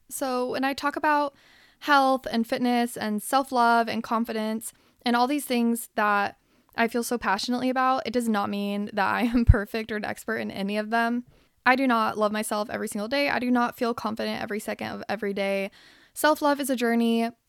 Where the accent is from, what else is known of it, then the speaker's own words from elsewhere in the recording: Salt Lake City, Utah, United States; now in Los Angeles, United States; I was born here in Los Angeles, and then when I was eight, I moved to Salt Lake City, Utah, and that is where I did my growing up.